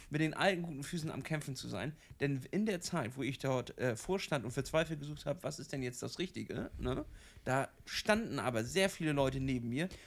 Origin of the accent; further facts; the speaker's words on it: Kiel, Schleswig-Holstein, Germany; Ich komme aus Kiel, der Stadt am Meer.